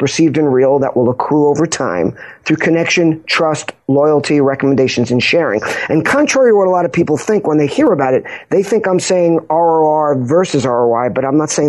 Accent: Long Island, New York, United States; also born or lived in Pompano Beach, Florida; I grew up in Long Island. I live in Huntington

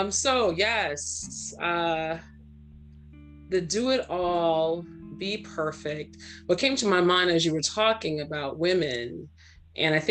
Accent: Trinidad & Tobago; also born or lived in Brooklyn, New York, United States; now in United States; I was born in Brooklyn and raised in Trinidad

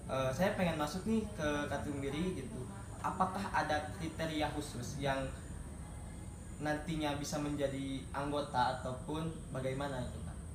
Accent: Java, Indonesia; saya dari bukan dari Sunda ya iya. dari Jawa saya dari Jawa

